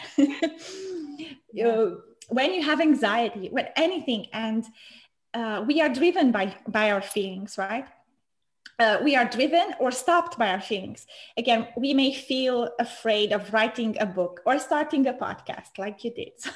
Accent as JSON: {"language": "English", "country": "Romania", "moved": "as an adult", "lives_now": "Switzerland", "said": "in my country, I'm from Romania"}